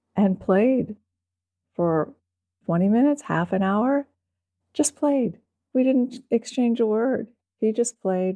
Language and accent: English; East Coast, United States; moved away as an adult; also born or lived in Austin, Texas; I was from the East Coast